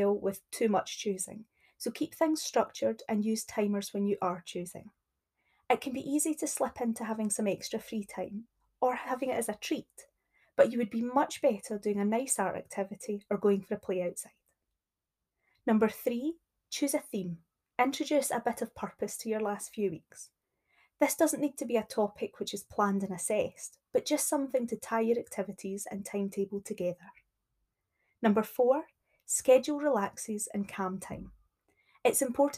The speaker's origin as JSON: {"language": "English", "region": "Scotland", "country": "United Kingdom"}